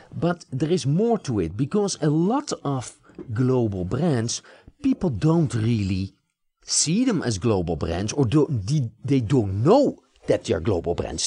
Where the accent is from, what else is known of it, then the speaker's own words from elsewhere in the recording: Netherlands; now in United States; I live in the United States, I've become an American citizen, but I was born in the Netherlands